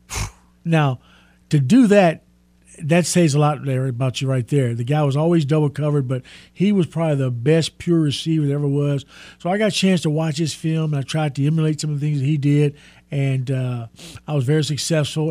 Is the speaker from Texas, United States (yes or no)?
yes; Texas, United States; I'm from Texas